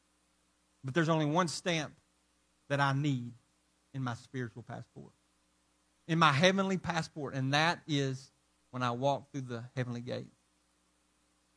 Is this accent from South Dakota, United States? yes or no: no; Arkansas, United States; where I'm from Arkansas